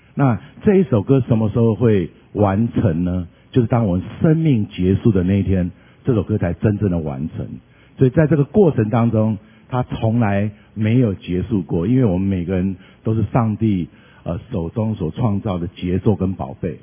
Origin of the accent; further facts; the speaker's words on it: Taipei, Taiwan; moved away as an adult; now in California, United States; 在台湾土生土长，叫Made in Taiwan，OK？然后就在台北。然后呢，我六岁开始拉小提琴，然后小五、小六是我们学校的乐团首席。那我的学校就是在，呃，台北的林下路圆环夜市有一个小学叫蓬莱国小